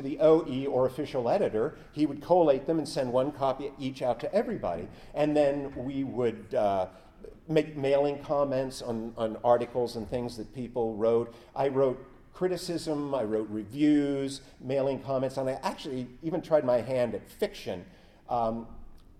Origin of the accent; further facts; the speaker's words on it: Elizabethtown, United States; my hometown of Elizabethtown